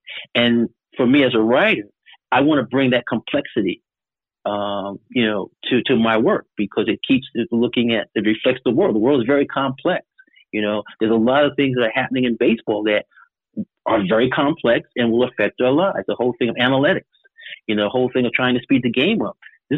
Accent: New York, United States; moved away as an adult; also born or lived in Washington, D.C.; I'm from New York.

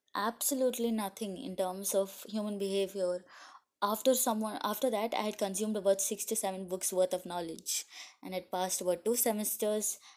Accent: India; I'm from India

